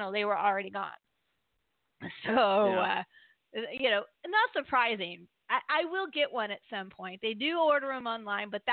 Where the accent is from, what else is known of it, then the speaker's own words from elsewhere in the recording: Maryland, United States; I'm from Maryland